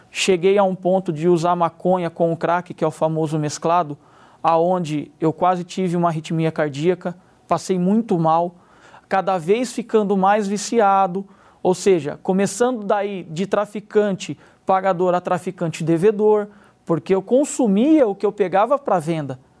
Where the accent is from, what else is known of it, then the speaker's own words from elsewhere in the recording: Limeira, São Paulo, Brazil; tenho 34 anos, sou da cidade de Limeira.